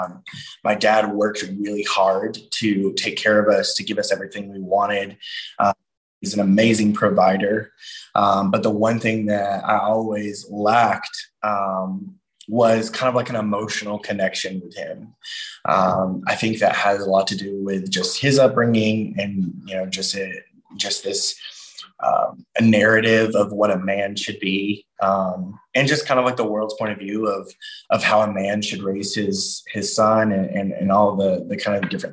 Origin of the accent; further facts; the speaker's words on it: Georgia, United States; I grew up in Georgia